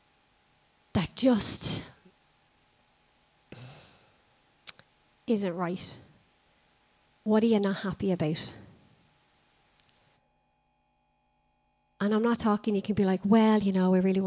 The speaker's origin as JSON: {"language": "English", "country": "Ireland", "said": "Even as Irish people, we go, hi, how are you?"}